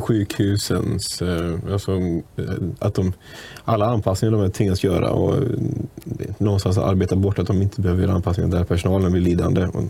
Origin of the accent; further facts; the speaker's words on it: Munkedal, Västra Götaland, Sweden; Jag är från Munkedals kommun och där är jag fullmäktiges ordförande